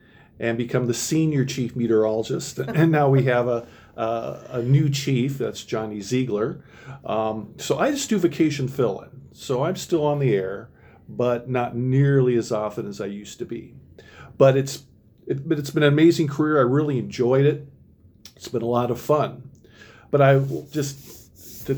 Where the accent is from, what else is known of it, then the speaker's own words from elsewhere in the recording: Minnesota, United States; moved away as an adult; now in Oregon, Wisconsin, United States; I'm originally from Minnesota